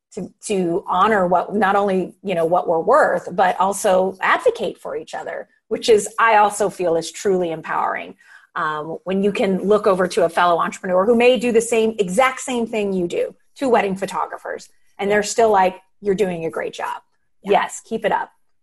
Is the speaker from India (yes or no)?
no; Guam; born there; also born or lived in San Francisco; I was born in Guam, you know, and while my dad was in the Navy. And then it wasn't until he retired and we were in San Francisco that I was at one high school for 4 years.